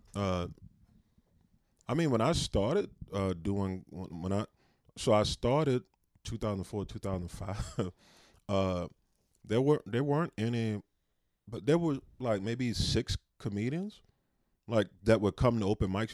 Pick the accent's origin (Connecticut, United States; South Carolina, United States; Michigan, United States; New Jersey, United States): South Carolina, United States; moved away as an adult; also born or lived in San Antonio, Texas; now in Spokane, United States; I grew up in South Carolina.